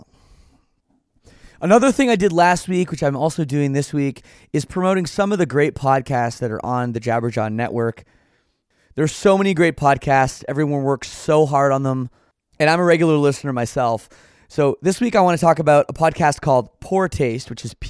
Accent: Oakville, Ontario, Canada; also born or lived in Scarborough, Ontario; growing up in Oakville

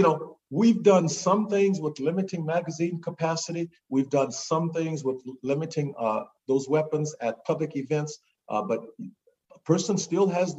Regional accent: Natchitoches Parish, Louisiana, United States; also born or lived in Shreveport, Louisiana; I was born in Shreveport, but I lived in Natchitoches Parish.

